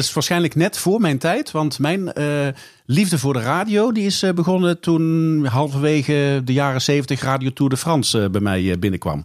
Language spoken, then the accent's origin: Dutch; the south of the Netherlands, Netherlands; ik uit het zuiden van het land kom